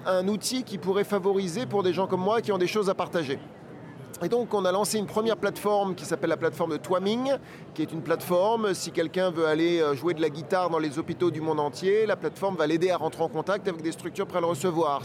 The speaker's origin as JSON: {"language": "French", "country": "France", "said": "je suis français"}